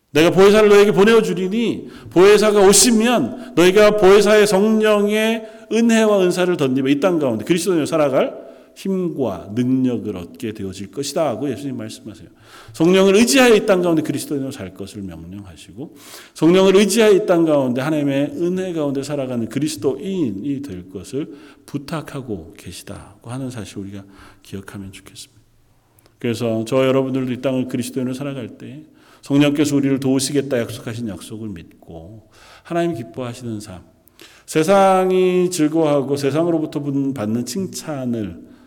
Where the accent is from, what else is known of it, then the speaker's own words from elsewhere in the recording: South Korea; moved away as an adult; now in Canada; 이미 캐나다로 떠나온 지 꽤 오래되었고 어렸을 적에 자라던 함께 자라던 친구들은 그리 많지 않고